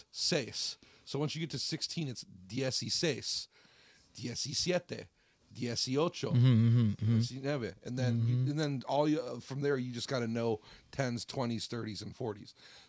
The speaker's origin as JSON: {"language": "English", "town": "Jackson", "region": "Michigan", "country": "United States", "tie": "born or raised there", "also_born_or_lived": "California", "moved": "as an adult", "said": "I grew up here in Jackson, Michigan."}